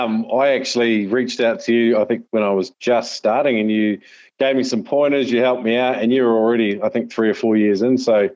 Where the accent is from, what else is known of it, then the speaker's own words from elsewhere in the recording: North Island, Taranaki, New Zealand; I grew up in New Zealand, the North Island, Taranaki, very much sort of like the mountains, an hour away from the sea.